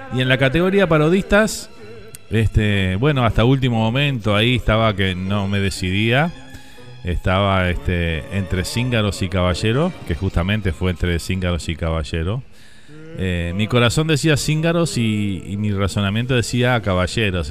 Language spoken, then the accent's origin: Spanish; Uruguay; now in Miami, United States